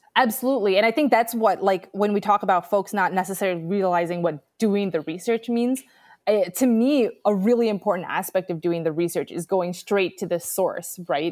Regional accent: New York City, New York, United States; moved away as an adult; also born or lived in Wisconsin; now in Austin, United States; I'm originally from New York City

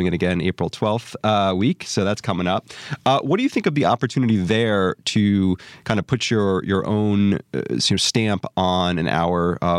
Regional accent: East Coast, United States; moved away as an adult; also born or lived in New York City; now in Dallas, United States; I grew up on the East Coast, lived in New York City for a while, and then moved down here to Dallas in 2014. I've been here ever since.

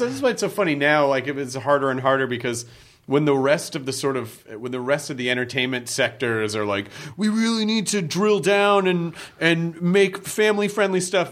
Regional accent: Memphis, Tennessee, United States; when I grew up in Memphis

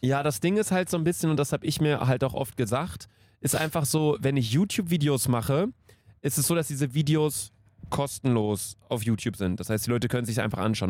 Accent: Cologne, North Rhine-Westphalia, Germany; wir kommen aus Köln

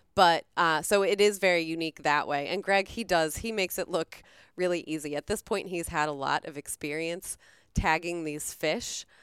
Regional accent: Florida, United States; moved away; I grew up in Florida.

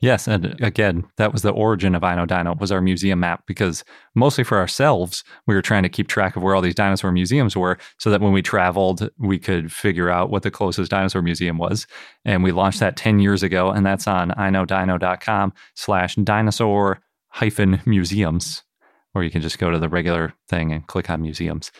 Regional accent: Milwaukee, Wisconsin, United States; moved away; growing up in Milwaukee

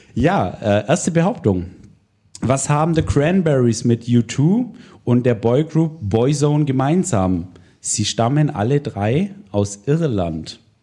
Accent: Swabia, Germany; moved away; ich komme ursprünglich aus der Gegend, wo der Kollege herkommt. Wir sind Schwaben, genau, wir sind Schwaben

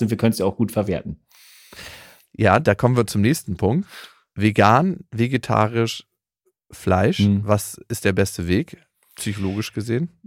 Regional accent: Lower Saxony, Germany; na, aus dem niedersächsischen Dorf, wo ich herkomme, da bin ich mir relativ sicher, bekomme ich keine Mikroalgen.

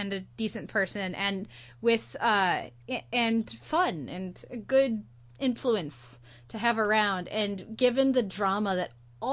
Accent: United States; as an American

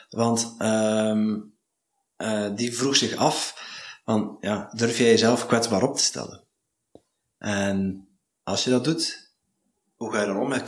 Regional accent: Zeeland, Netherlands; now in Belgium; Ik ben zelf een Nederlander, ik woon in België. Zeeland?

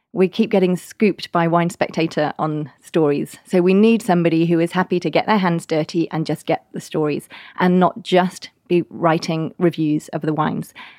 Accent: Oxford, South East England, United Kingdom; moved away as an adult; also born or lived in Manchester; now in Bordeaux, France; I grew up in, in Oxford in England, and I was, um, in Oxford till about I was thirteen and then moved up to the north of England to Manchester.

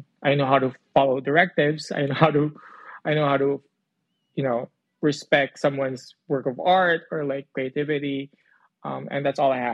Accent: Philippines; moved away as an adult; I grew up in the Philippines. I moved here almost 8 years ago.

